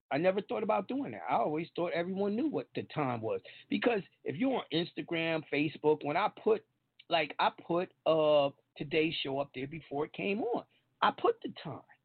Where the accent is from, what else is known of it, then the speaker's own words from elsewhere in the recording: New York, United States; I'm from New York.